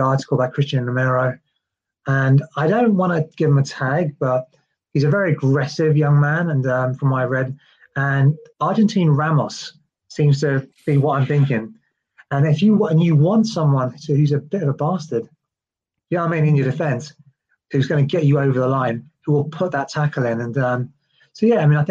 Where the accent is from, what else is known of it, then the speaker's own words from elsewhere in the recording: London, United Kingdom; as a Londoner, I'm very, very proud